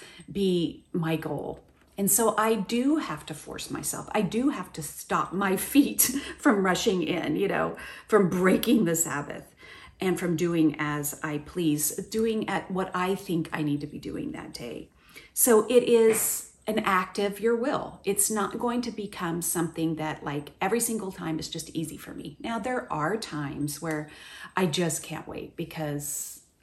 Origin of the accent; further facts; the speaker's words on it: Oklahoma, United States; moved away; the same tree that we had in my front yard growing up in Oklahoma